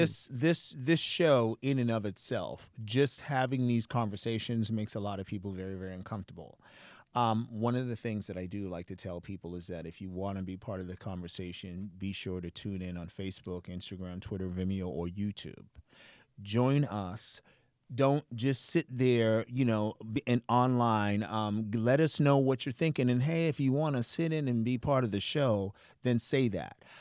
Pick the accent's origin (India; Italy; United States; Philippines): United States; Boston, Massachusetts; when I was growing up in Boston in the seventies